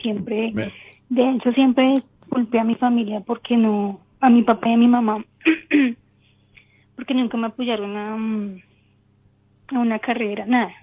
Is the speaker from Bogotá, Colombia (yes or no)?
yes; Bogotá, Colombia; yo soy de Colombia, Bogotá.